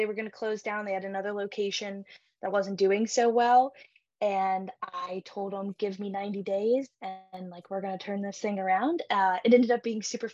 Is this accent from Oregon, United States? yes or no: no; Augusta, Georgia, United States; moved away as an adult; also born or lived in Pittsburgh, Pennsylvania; I am originally from the Augusta area